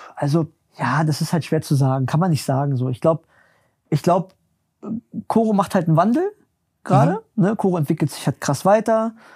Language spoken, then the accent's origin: German; Berlin, Germany; ich komme ja aus Berlin, bin in Berlin groß geworden